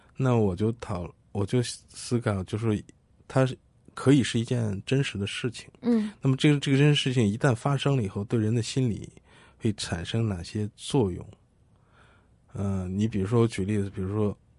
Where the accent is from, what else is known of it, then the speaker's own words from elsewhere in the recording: China; 九四年的时候，我们大陆人有这样一个平台